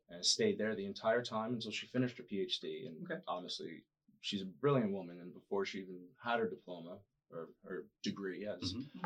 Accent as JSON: {"language": "English", "town": "New York City", "region": "New York", "country": "United States", "tie": "born or raised there", "also_born_or_lived": "Boston", "moved": "as an adult", "lives_now": "San Diego, United States", "said": "I grew up in New York City"}